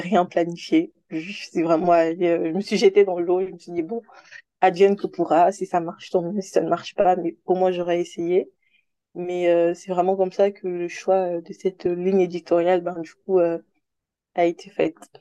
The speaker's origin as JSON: {"language": "French", "country": "Republic of the Congo", "tie": "born or raised there", "also_born_or_lived": "Senegal", "moved": "as an adult", "lives_now": "Paris, France", "said": "j'ai grandi au Congo-Brazzaville, en Afrique centrale, jusqu'à mes 18 ans."}